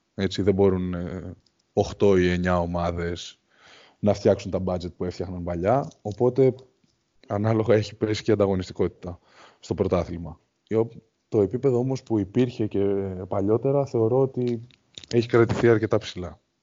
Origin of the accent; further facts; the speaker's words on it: Greece; σαν Έλληνες αθλητές